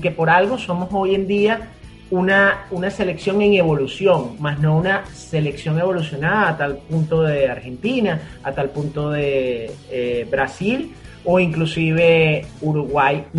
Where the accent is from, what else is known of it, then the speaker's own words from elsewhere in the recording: Venezuela; somos venezolanos